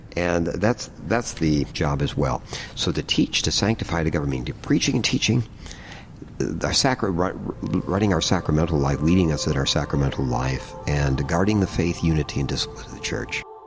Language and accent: English; United States; all of us are really proud, let's say, as American citizens